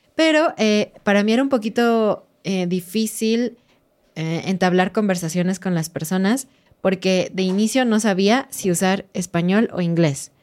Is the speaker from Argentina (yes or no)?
no; Mexico; como mexicanos dejábamos nuestra toalla para decir, este lugar está ocupado